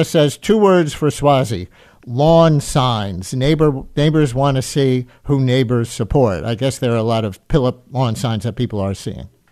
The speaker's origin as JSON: {"language": "English", "town": "New York City", "region": "New York", "country": "United States", "tie": "born or raised there", "said": "I grew up in the Queens part of this district"}